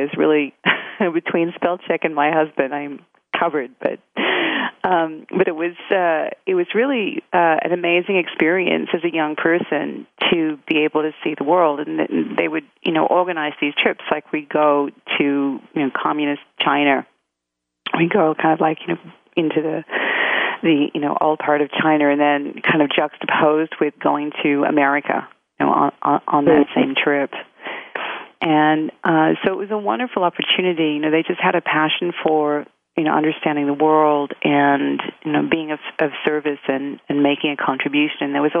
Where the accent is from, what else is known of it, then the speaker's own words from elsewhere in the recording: Australia; I grew up in Australia. And but my father was Maltese.